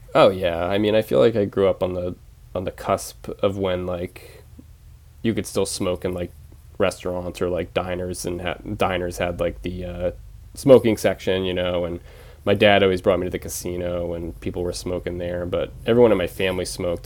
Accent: Penobscot Nation, Maine, United States; also born or lived in Bridgeport, Connecticut; when people ask me where I grew up, I say the Penobscot Nation because that just feels like home

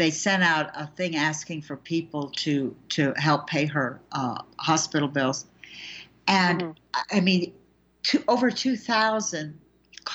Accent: United States; I'm an American

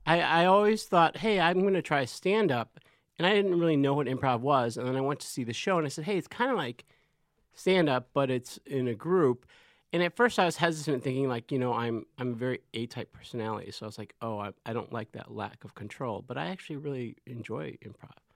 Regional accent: Chicago, Illinois, United States; moved away

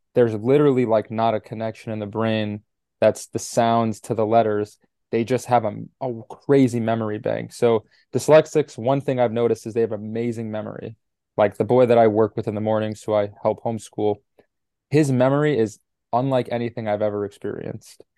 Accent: New York City, New York, United States; growing up in New York City

